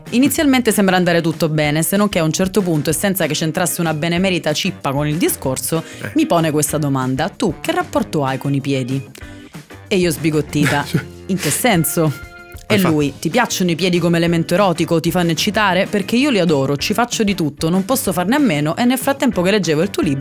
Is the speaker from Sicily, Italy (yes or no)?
yes; Catania, Sicily, Italy; Allora, ciao Luca, piacere … vengo da Catania.